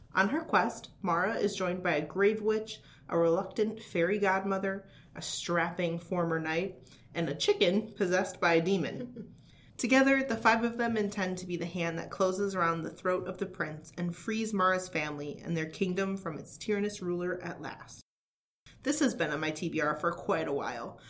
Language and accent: English; central Wisconsin, United States; my hometown in central Wisconsin